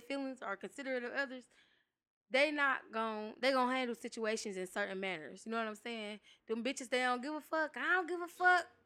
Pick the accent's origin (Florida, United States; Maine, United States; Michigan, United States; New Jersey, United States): Michigan, United States; Detroit; I grew up in Detroit